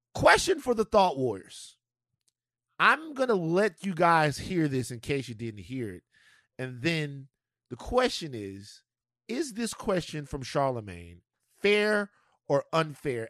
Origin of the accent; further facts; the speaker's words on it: Louisiana, United States; I come from Louisiana where people get sick